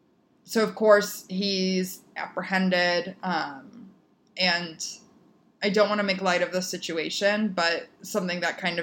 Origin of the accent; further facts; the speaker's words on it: Naperville, Illinois, United States; Our postman growing up, Juan, in Naperville, Illinois